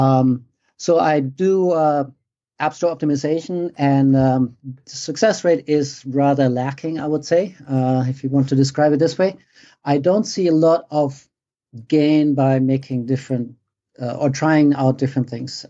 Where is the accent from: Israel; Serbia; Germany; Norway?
Germany; moved away as an adult; now in United States; I grew up in Germany. Uh, I came over to the States in, uh, when was it? ninety-seven, so twenty-one odd years ago.